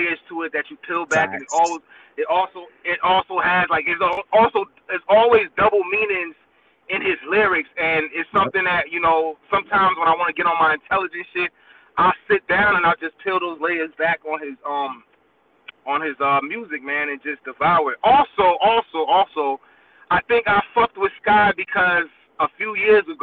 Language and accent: English; New York City, New York, United States; now in New Jersey, United States; I was born and partially raised in Brooklyn, New York, Flatbush to be exact